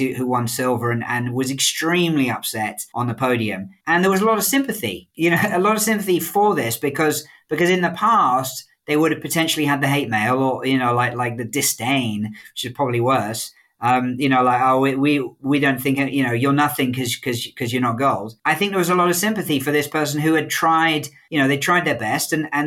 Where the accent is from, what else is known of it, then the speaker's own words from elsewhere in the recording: United Kingdom; moved away; as a Brit